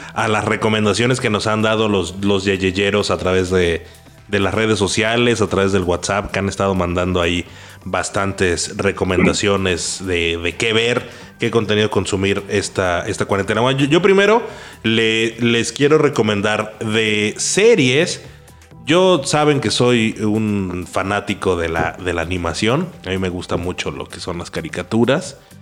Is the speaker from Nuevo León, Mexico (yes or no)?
no; Xalapa, Veracruz, Mexico; moved away as an adult; now in Mexico City, Mexico; hasta que me fui a, vivir fuera de Jalapa